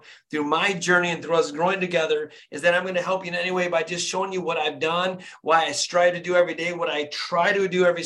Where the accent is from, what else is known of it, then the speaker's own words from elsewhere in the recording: Flint, Michigan, United States; born and raised in Flint, Michigan